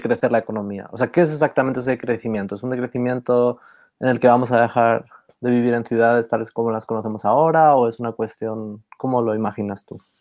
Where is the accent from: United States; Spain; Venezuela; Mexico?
Spain; somos los tres de España